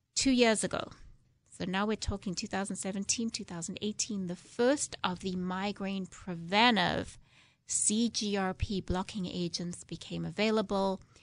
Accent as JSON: {"language": "English", "country": "South Africa", "moved": "yes", "lives_now": "United States", "said": "I'm originally from South Africa, if you didn't guess from my accent"}